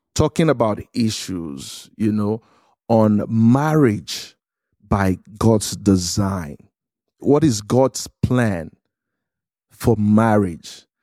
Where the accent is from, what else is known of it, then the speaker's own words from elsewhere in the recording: Lagos, Nigeria; moved away; I was, uh, born and raised in Lagos, Nigeria, in a city called Surulere